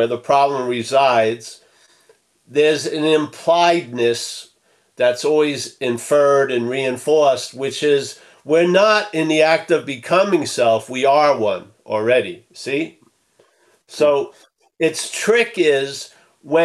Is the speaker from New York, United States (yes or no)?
yes; Rockville Centre, New York, United States; that's where I grew up. On the wrong side of the track